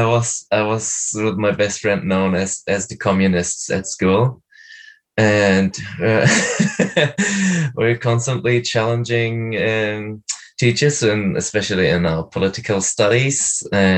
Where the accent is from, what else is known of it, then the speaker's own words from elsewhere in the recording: Berlin, Germany; I'm from Berlin